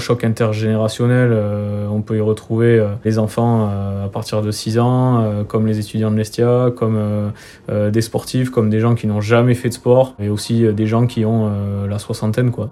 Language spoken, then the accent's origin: French; Bidart, Nouvelle-Aquitaine, France; Bidar, euh, c'est, euh, là où j'ai grandi